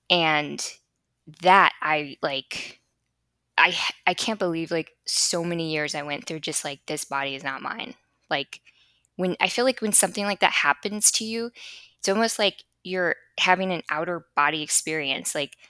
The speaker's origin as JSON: {"language": "English", "town": "Chicago", "region": "Illinois", "country": "United States", "lives_now": "Florida, United States", "said": "But I was coming from Chicago, and the life that I had in Chicago was just pure escapism."}